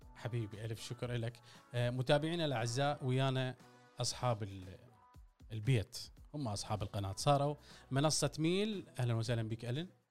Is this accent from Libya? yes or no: no; Iraq; أنا عراقي أسولف على العراقي